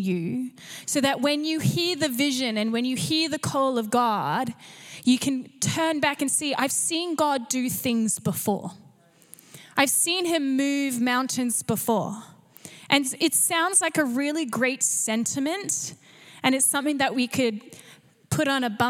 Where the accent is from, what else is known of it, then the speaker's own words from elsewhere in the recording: Canberra, Australian Capital Territory, Australia; moved away as an adult; also born or lived in Gold Coast, Australia; now in North Vancouver, Canada; I grew up in Canberra, which is public servant, so working for the government.